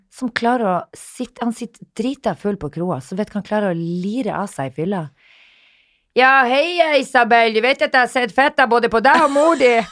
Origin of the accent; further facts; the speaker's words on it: Narvik, Nordland, Norway; moved away; hjembyen min, som jeg er så stolt av